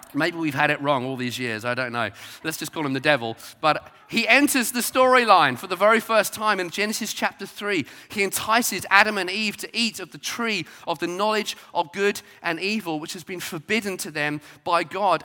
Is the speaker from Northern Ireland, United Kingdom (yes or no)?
no; Brighton, South East England, United Kingdom; I grew up in Brighton